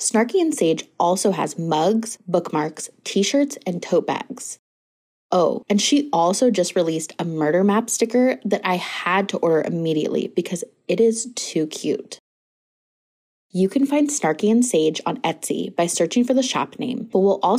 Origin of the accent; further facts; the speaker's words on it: Pacific Northwest, United States; my hometown, the Pacific Northwest